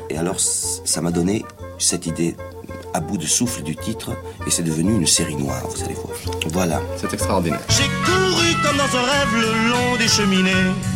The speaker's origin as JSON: {"language": "French", "region": "southern France", "country": "France", "accent": "méridional (southern French)", "said": "j'ai un accent, n'est-ce pas, mhm. un accent méridional"}